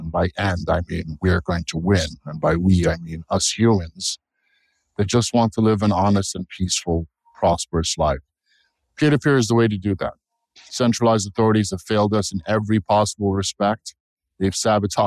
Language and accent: English; United States; I'm an American. I'm a patriot